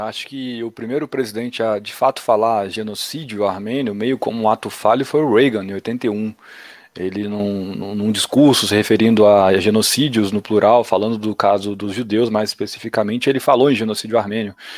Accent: Minas Gerais, Brazil; como bom mineiro

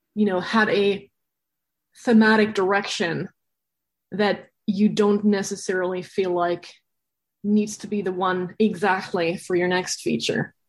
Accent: Berlin, Germany; moved away; I'm from Berlin originally.

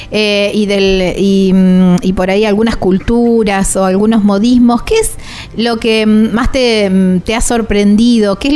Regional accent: Argentina; viste cómo somos los argentinos también, que somos tan creativos, siempre

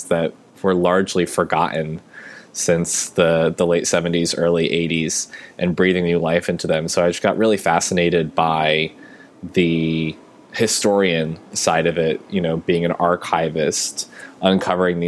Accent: Boston, Massachusetts, United States; I'm from Boston

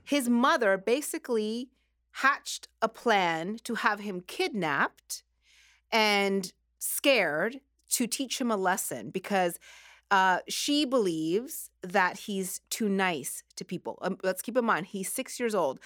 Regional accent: Nova Scotia, Canada; moved away; I grew up in Nova Scotia

